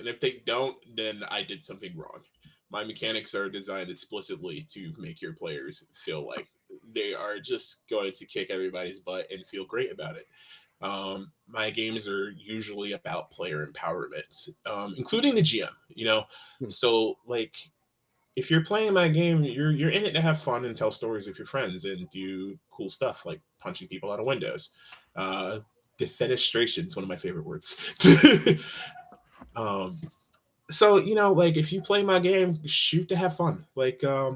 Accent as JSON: {"language": "English", "region": "Connecticut", "country": "United States", "also_born_or_lived": "Hartford, Connecticut", "said": "I'm from Connecticut"}